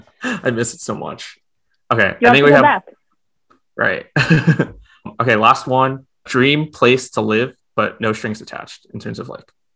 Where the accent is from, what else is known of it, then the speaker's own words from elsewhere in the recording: Westchester County, New York, United States; moved away; also born or lived in San Diego; I grew up in New York, like not the city, but Westchester County outside of it.